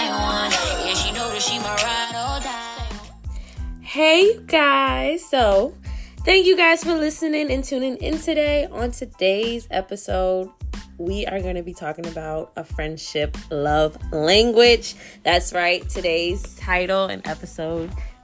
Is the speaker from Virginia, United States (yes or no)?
yes; Richmond, Virginia, United States; moved away; I'm from Richmond